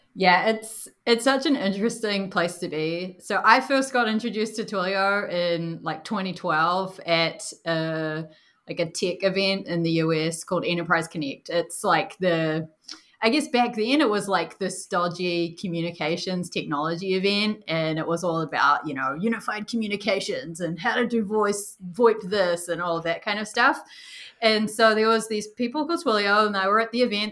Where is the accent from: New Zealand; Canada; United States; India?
New Zealand; moved away; Usually I'm the only one with an accent, but I'm from New Zealand originally